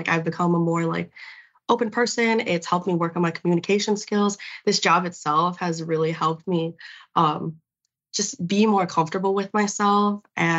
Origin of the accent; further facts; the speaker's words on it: Lake in the Hills, Illinois, United States; moved away as an adult; now in Milwaukee, United States; So I'm from Lake in the Hills, Illinois. It's kind of like a small town about like an hour and a half from here. And definitely like I moved to Milwaukee a couple of years ago